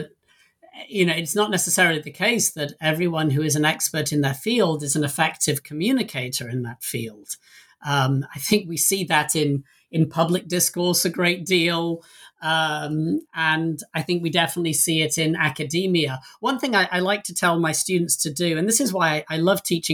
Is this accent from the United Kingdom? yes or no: yes; England, United Kingdom; moved away as an adult; now in United States; I don't live in the country I was born in. I came to the US from England over 20 years ago.